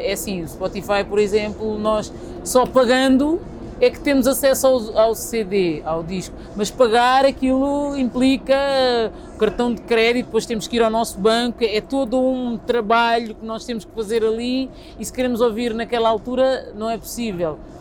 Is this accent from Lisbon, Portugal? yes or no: yes; Lisbon, Portugal; Eu nasci em Lisboa, sou filha de imigrantes cabo-verdianos